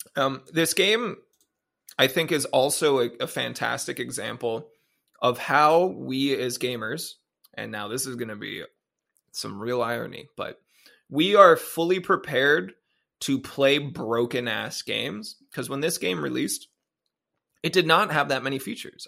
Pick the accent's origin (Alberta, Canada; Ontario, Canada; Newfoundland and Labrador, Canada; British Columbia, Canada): Ontario, Canada; also born or lived in Japan; I'm a Canadian boy with an American phone who was in Japan